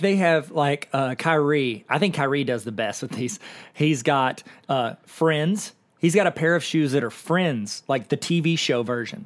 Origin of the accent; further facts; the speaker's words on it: Akron, Ohio, United States; We're both kids from Akron